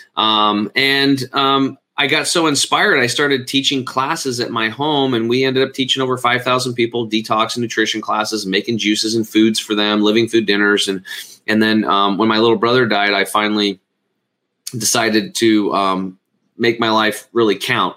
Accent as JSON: {"language": "English", "region": "Eastern Oregon", "country": "United States", "tie": "born or raised there"}